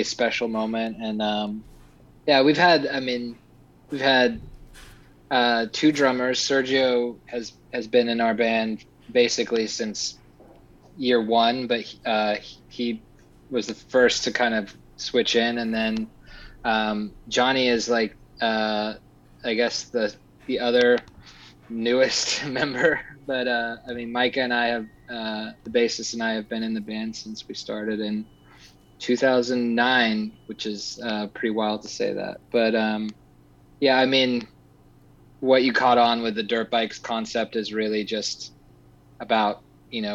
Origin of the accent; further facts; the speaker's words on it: Texas, United States; moved away; I'm actually from Texas